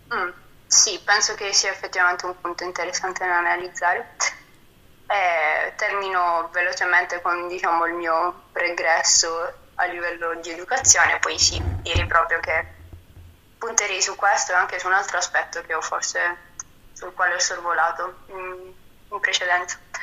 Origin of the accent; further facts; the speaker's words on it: Apulia, Italy; moved away; vengo dalla Puglia